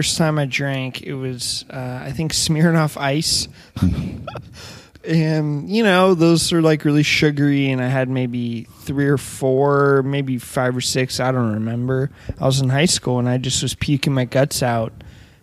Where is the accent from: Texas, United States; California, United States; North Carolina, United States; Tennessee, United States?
California, United States; Ojai; also born or lived in Paraguay / Ventura, California; I'm originally from Ojai, California